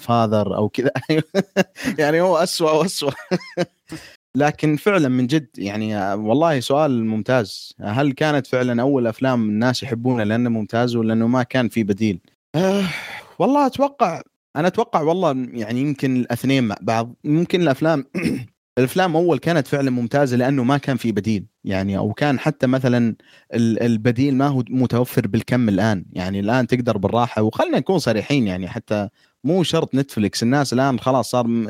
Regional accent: Saudi Arabia; احنا سعوديين

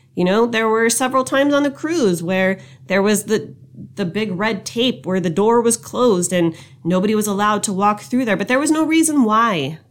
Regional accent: United States; us being an American

